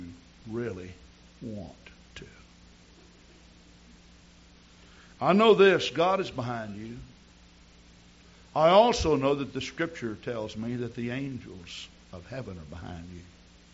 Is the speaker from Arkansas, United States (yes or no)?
yes; near Hot Springs, Arkansas, United States; Hot Springs, Arkansas, which is near my hometown